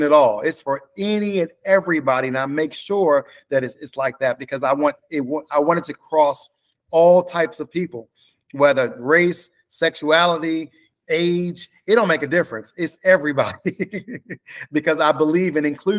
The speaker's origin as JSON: {"language": "English", "town": "Baltimore", "region": "Maryland", "country": "United States", "said": "I'm from Baltimore, Maryland"}